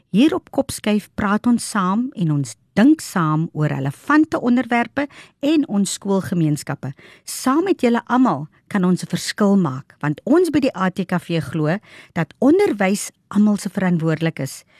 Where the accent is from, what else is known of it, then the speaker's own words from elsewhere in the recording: Northern Cape, South Africa; ek is van die Noord-Kaap